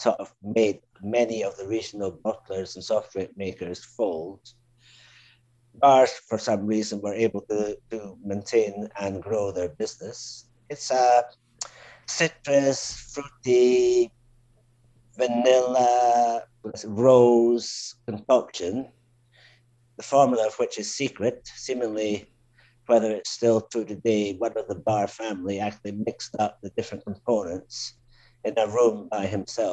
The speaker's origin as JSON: {"language": "English", "area": "Speyside", "region": "Scotland", "country": "United Kingdom", "also_born_or_lived": "London / Spain / Switzerland / Mexico", "moved": "as an adult", "said": "I come from the Speyside area in Scotland originally"}